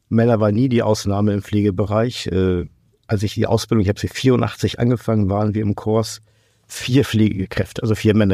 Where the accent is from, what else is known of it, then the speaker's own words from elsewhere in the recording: Portugal; Also ich komme aus Portugal, ich war selbst in Portugal zum Rekrutieren.